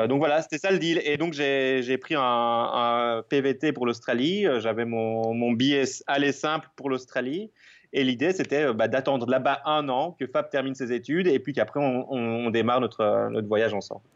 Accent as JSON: {"language": "French", "country": "Belgium", "said": "je suis belge, comme ça s'entend peut-être"}